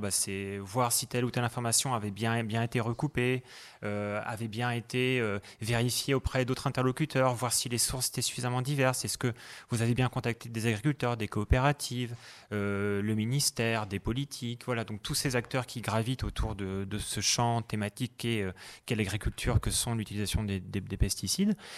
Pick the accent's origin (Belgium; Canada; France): France; Brittany; moved away as an adult; also born or lived in Germany; chez moi en Bretagne